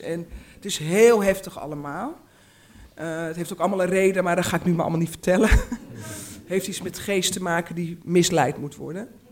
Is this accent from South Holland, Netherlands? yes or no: no; Uithoorn, North Holland, Netherlands; born or raised there; also born or lived in Amsterdam, Netherlands